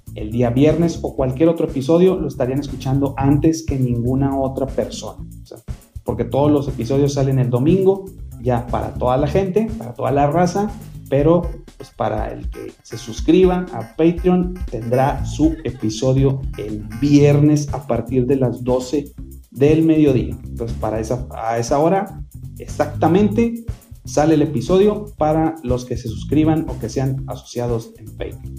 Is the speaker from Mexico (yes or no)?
yes; Monterrey, Nuevo León, Mexico; como regiomontanos o como mexicanos